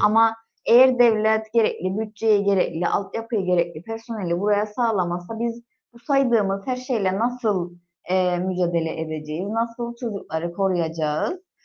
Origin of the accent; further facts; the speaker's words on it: Gönyeli, Northern Cyprus, Cyprus; Ben de Gönyeliliyim